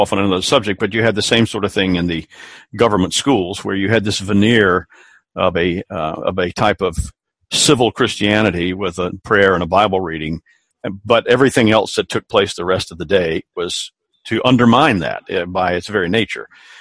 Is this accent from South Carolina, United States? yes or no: yes; South Carolina, United States; I grew up here in South Carolina